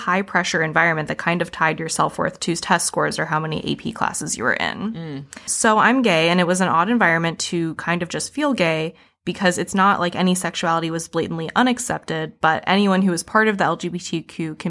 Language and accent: English; Fresno, California, United States; moved away as an adult; I grew up in California, so you'd think it'd be liberal, but I'm from Fresno. Anything Central California is basically Texas.